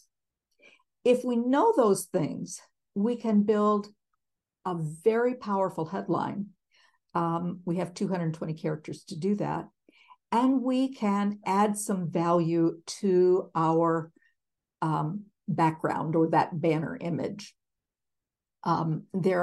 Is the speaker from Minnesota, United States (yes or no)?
yes; Minneapolis, Minnesota, United States; I am from Minneapolis